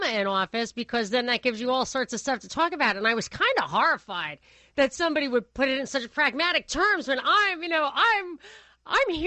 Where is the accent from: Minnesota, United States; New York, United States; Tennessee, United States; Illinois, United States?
New York, United States; growing up in New York, you get exposed to some crazy stuff.